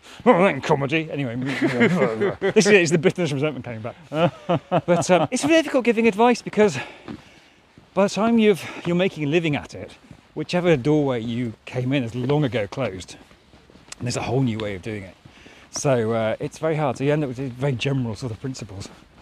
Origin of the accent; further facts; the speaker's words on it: North West England, United Kingdom; And I say that as a Northern character, because I'm originally from Lancashire.